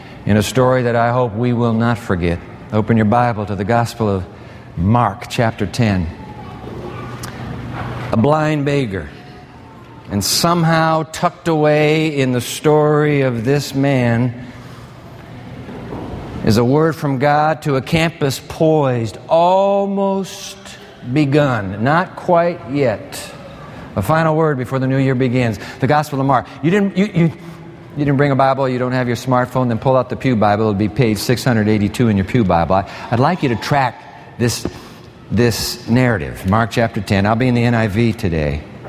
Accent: Japan; moved away; When I was a kid growing up in Japan, born in that land of the rising sun

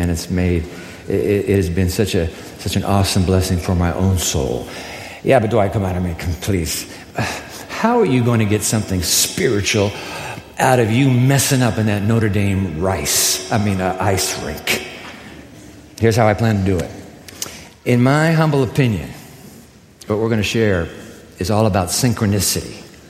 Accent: Japan; I used to have ice skates as a boy growing up in Japan.

